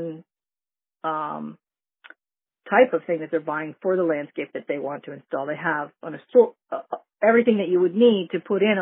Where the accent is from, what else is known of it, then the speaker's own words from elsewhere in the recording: New England, United States; now in Lake Worth, United States; I grew up in New England